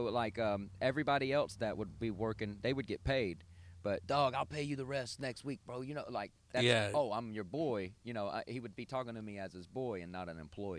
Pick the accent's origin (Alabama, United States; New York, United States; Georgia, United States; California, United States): Georgia, United States; moved away as an adult; also born or lived in Gwinnett County, Georgia / Hall County, Georgia / Las Vegas; born and raised in Georgia for 30 years